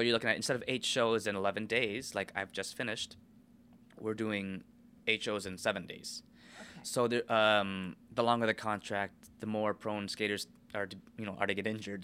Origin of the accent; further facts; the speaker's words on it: United States; I'm American